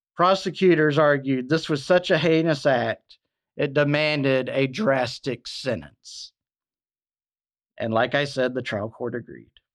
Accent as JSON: {"language": "English", "region": "Alabama", "country": "United States", "tie": "born or raised there", "said": "Mobile, Alabama, in my home state"}